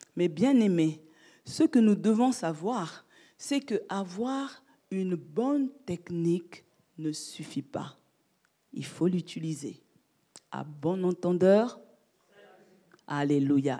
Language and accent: French; France; j'ai passé mon enfance en France